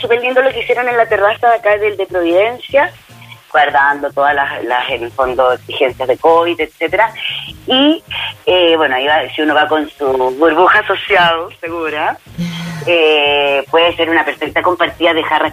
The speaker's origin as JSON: {"language": "Spanish", "region": "Basque Country", "country": "Spain", "said": "mi País Vasco"}